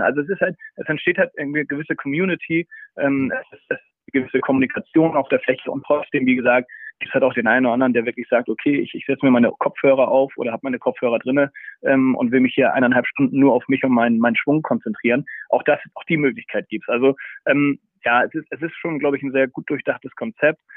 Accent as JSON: {"language": "German", "region": "Hamburg", "country": "Germany", "tie": "born or raised there", "said": "ich bin äh, Hamburger durch und durch."}